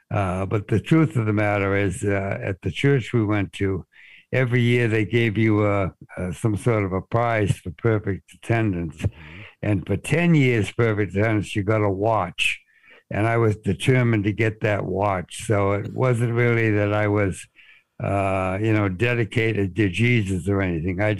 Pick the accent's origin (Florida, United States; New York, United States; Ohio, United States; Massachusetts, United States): Massachusetts, United States; Boston; I was born in Boston and uh, we moved around some, but about half of my life was was spent in the Boston area. Um, so I consider myself, and most people who hear me say anything consider me